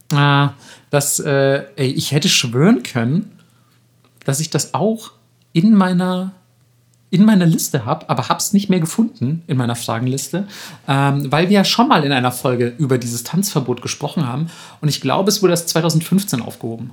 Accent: Franconia, Bavaria, Germany; da, wo ich herkomme, in, in, im fränkischen Raum

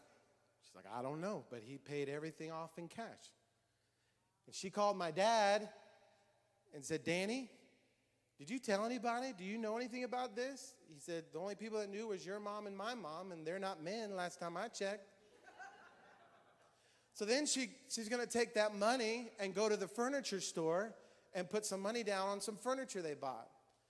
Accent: Hamilton, Ohio, United States; born there; In 1979, I was born in Hamilton, Ohio.

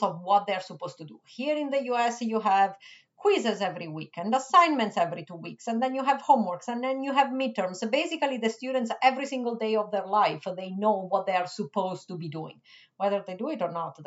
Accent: Rome, Lazio, Italy; English is a second language; moved away as an adult; also born or lived in Switzerland; now in Michigan, United States; I was born in Switzerland, but I was raised in Italy. Anyways, you get the point. My first 25 years were spent in Rome

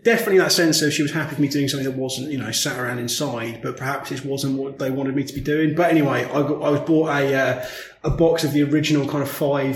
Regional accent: St Albans, East of England, United Kingdom; I grew up in St Albans.

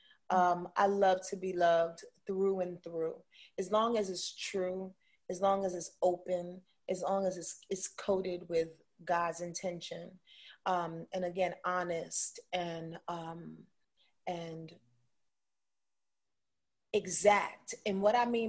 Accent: Yonkers, New York, United States; I'm from Yonkers, New York

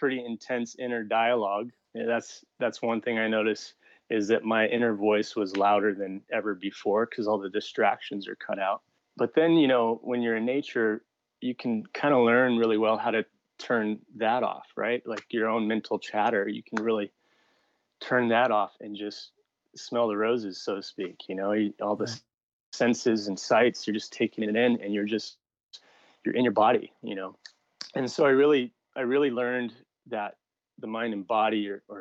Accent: Kauai, Hawaii, United States; I grew up on Kauai.

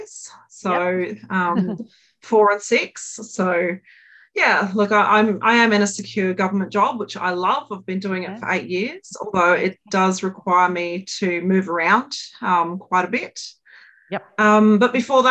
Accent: Brisbane, Queensland, Australia; grew up in sunny Brisbane in Queensland

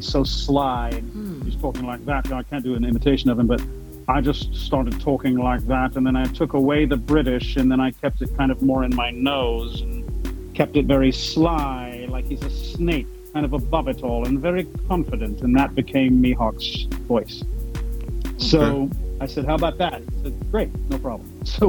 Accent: Louisiana, United States; I'm French Cajun, and I do accents, and my whole extended family's from Louisiana, so we're all French Cajun.

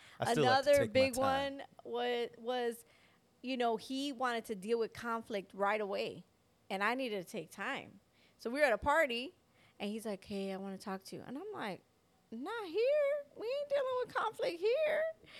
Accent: Chicago, Illinois, United States; I was like, we're from Chicago. We got places to go.

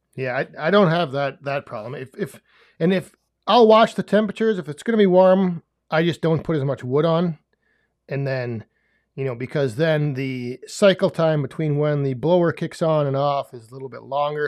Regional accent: West Central Wisconsin, United States; whenever people ask me, I just say, "West Central Wisconsin,"

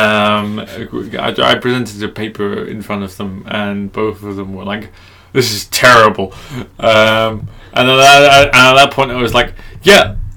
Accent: England, United Kingdom; I'm English

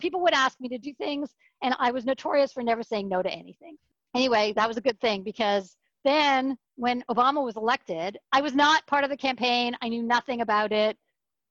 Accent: Canada; moved away as an adult; I was just … from Canada

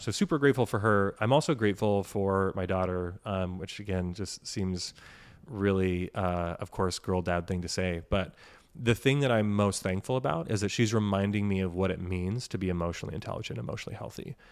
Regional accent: Washington, United States; We grew up in Washington

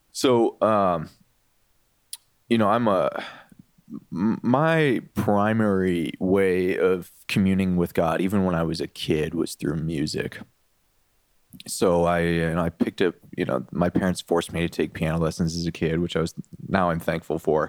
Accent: Detroit, Michigan, United States; I grew up in the Detroit area

